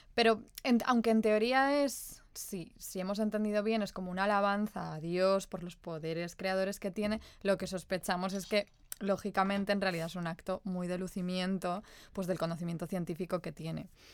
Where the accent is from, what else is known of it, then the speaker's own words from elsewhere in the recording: Spain; nosotras que crecimos en la España de los 90 y de los early, early 2000